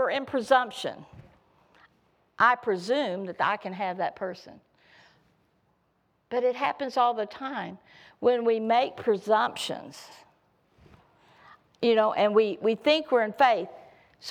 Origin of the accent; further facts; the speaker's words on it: the South, United States; I come from the South